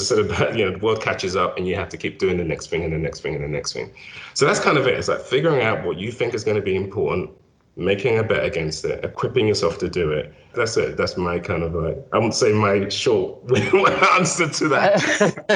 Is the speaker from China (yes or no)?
no; London, United Kingdom; moved away as an adult; also born or lived in Nigeria; now in United States; I was born in Nigeria, grew up in South London, didn't come to the States until I was in my 30s